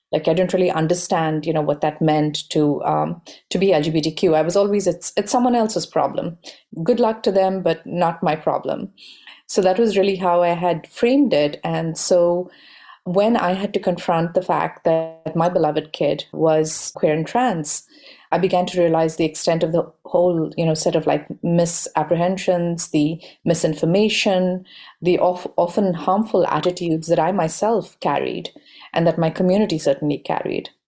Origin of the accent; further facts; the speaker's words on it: Bangalore, Karnataka, India; I grew up in India in a very pan Indian setting. My dad was essentially in public sector jobs and we traveled a lot. So I got a chance to travel all over India. We eventually settled, settled in Bangalore